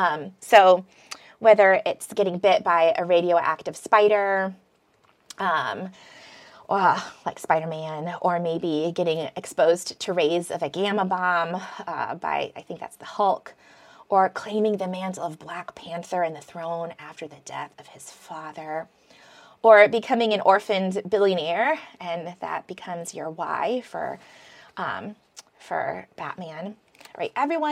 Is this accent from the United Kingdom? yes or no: no; Philippines; also born or lived in Michigan; I was born in Michigan. And then when I was a toddler, like practically a baby, my parents moved to the jungles of the Philippines. And then we lived there for a while and then moved to the city.